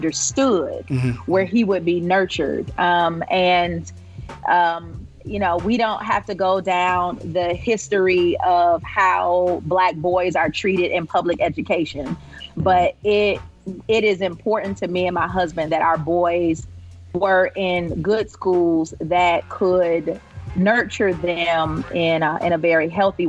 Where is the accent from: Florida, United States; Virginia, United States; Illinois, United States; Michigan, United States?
Michigan, United States; Detroit; also born or lived in Fayetteville, Arkansas; now in Indianapolis, United States; I'm born and bred on the west side of Detroit